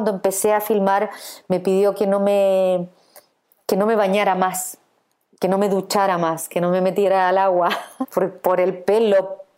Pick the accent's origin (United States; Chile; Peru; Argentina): Chile